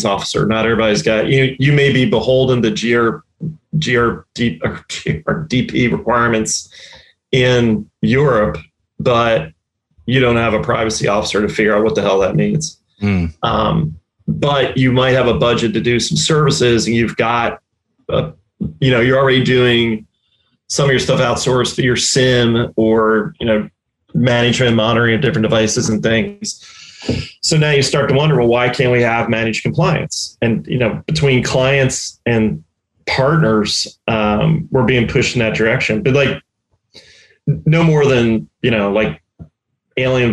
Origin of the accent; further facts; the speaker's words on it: Delaware County, outside Philadelphia, Pennsylvania, United States; moved away as an adult; now in Tampa, United States; I grew up in Delaware County and outside Philly.